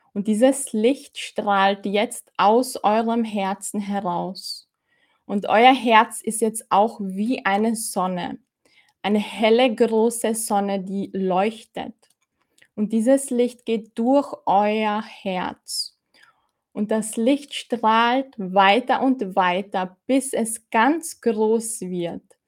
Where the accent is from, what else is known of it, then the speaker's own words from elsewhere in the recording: Austria; ich bin aus Österreich. Kannst du es hören? Ich bin aus Österreich